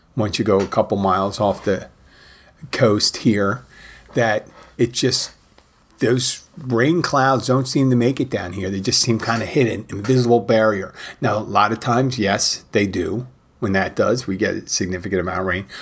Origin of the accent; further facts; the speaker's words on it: Philadelphia, Pennsylvania, United States; I am from Philadelphia